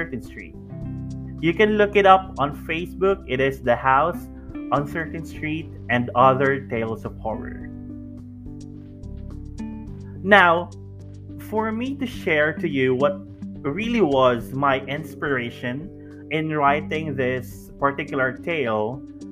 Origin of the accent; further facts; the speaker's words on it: Davao City, Davao Region, Philippines; my hometown, which is here in Davao City